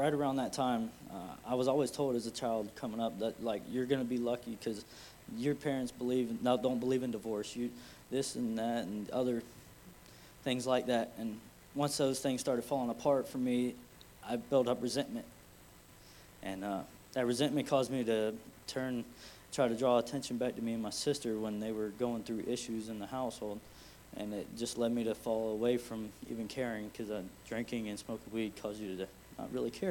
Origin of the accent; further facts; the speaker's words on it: Plant City, Florida, United States; I'm from Plant City